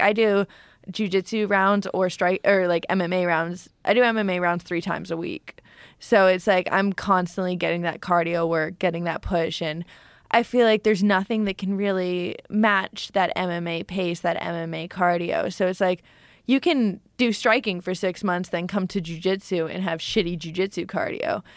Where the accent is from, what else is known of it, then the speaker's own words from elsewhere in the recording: Canada; now in Florida, United States; me being Canadian fighting in Edmonton